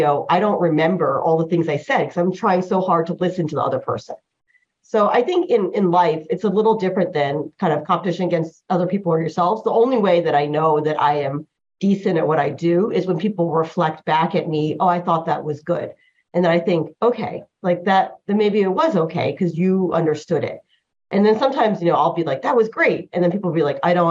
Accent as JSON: {"language": "English", "region": "born in New Jersey", "country": "United States", "tie": "born or raised there", "first_language": "Chinese", "second_language": "English", "said": "I grew up in America."}